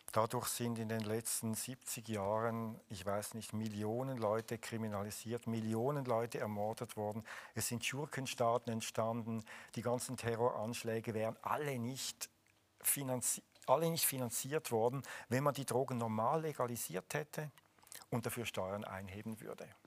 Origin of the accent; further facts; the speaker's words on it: Switzerland; aber als {S1} Schweizer muss ich Käse essen.